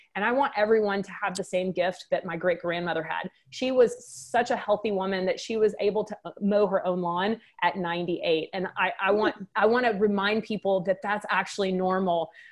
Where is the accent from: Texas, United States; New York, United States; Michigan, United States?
Texas, United States; Waco; moved away as an adult; now in St. Charles, United States; I've got a little bit of an accent. I'm, I'm from Texas.